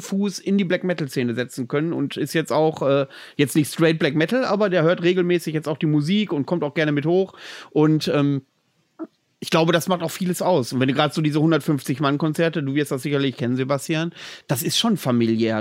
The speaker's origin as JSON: {"language": "German", "area": "near Bielefeld", "region": "North Rhine-Westphalia", "country": "Germany", "moved": "yes", "lives_now": "Greifswald, Germany", "said": "aus meiner alten Heimat, aus der Nähe von Bielefeld"}